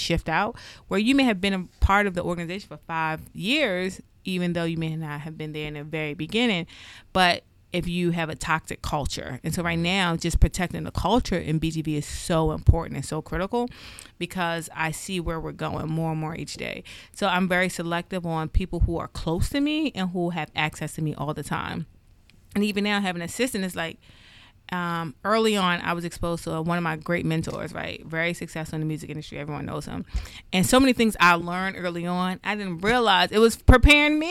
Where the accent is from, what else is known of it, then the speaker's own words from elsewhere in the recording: Randallstown, Maryland, United States; I grew up in Randallstown. And at times, I struggle with, when people hear you're from Baltimore, right? I grew up in Baltimore County.